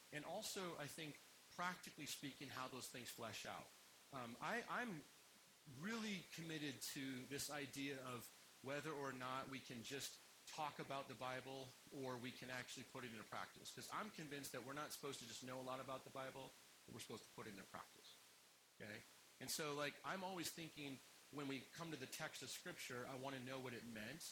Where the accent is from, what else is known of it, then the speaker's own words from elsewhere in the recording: United States; I like being American